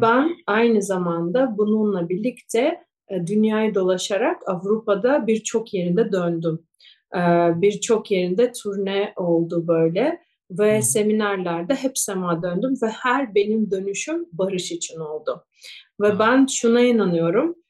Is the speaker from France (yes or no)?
no; Kyiv, Ukraine; first language Russian; Turkish is a second language; moved away as an adult; also born or lived in Japan; Ben Ukraynalıyım, Kiev'de doğdum ve benim ana dilim Rusça